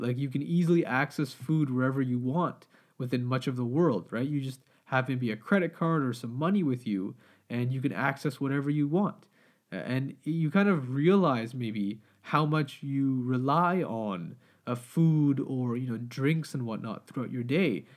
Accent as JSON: {"language": "English", "country": "Pakistan", "said": "I'm Pakistani, we always have, you know, like samosas, pakora"}